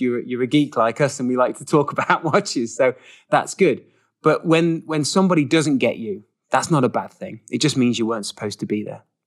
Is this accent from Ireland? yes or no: no; England, United Kingdom; moved away as an adult; also born or lived in Switzerland; now in United States; another English person here in America